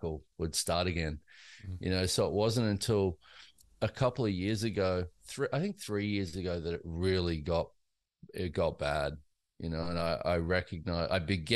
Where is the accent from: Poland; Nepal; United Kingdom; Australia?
Australia; now in United States; I grew up in Australia and in a very lower class kind of situation